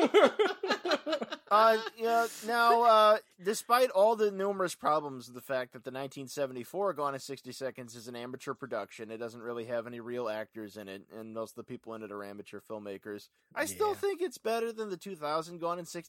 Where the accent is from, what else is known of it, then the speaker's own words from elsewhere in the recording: Ventura, California, United States; my hometown of Ventura